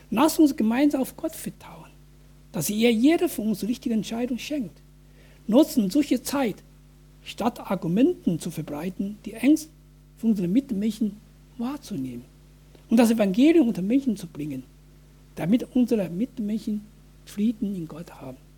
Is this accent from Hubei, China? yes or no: yes; Wuhan, Hubei, China; German is a second language; now in Germany; dass Tausende von Bürgern in meiner Heimatstadt Wuhan wegen Infizierung von Covid-19 gestorben sind